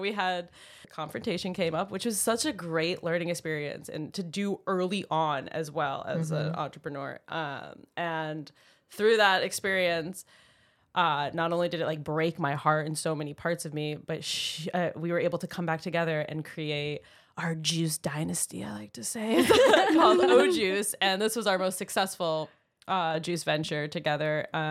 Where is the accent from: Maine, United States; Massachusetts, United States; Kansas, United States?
Maine, United States; moved away as an adult; So I moved to California fresh out of college. I knew I was from Maine and had to de-thaw from, you know, all the coldness of 22 years.